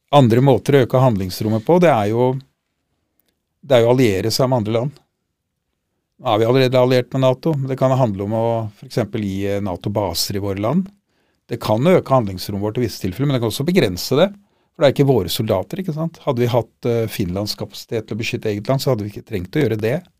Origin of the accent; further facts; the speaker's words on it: Norway; vi er nordmenn